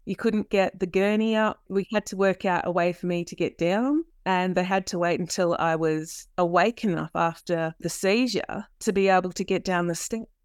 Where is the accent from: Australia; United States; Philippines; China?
Australia; South Australia; dad, he was a South Australian police officer. We always lived rurally. What that meant was that we would move around the state a lot.